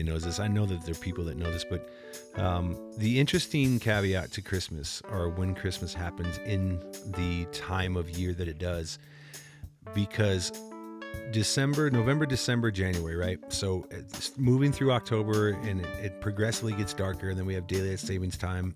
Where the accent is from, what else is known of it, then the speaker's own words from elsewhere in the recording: Cedar Rapids, Iowa, United States; I grew up in Cedar Rapids, Iowa